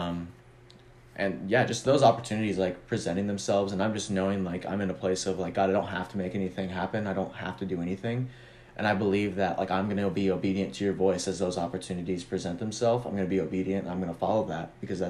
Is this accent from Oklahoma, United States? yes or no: no; Omaha, Nebraska, United States; also born or lived in Texas; I was born in Omaha